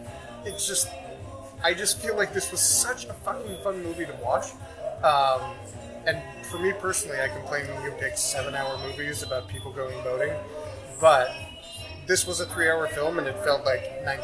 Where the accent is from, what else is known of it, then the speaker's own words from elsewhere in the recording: United States; as an American born here.